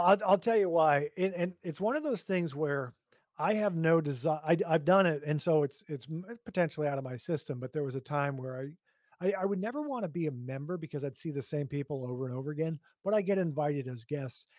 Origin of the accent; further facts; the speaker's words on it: Hastings, Minnesota, United States; also born or lived in New Jersey; we moved from New Jersey to Hastings, Minnesota. And my my brother and sister were in school, and I was not yet in kindergarten